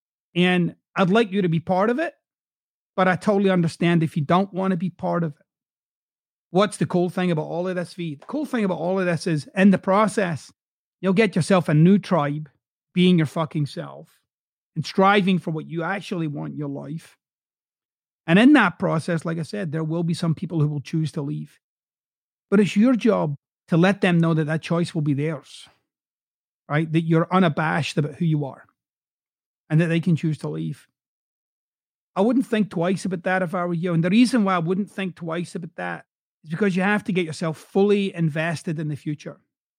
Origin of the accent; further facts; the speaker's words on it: Glasgow, Scotland, United Kingdom; accent: Glaswegian; if I spoke the way that I typically would speak in my hometown of Glasgow, I wouldn't have a podcast anywhere but Glasgow